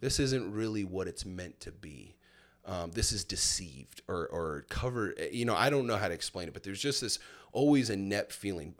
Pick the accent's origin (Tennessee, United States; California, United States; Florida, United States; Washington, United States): Florida, United States; Milton; also born or lived in Fort Myers, Florida; at the age of seven, I moved to a little place called Milton, Florida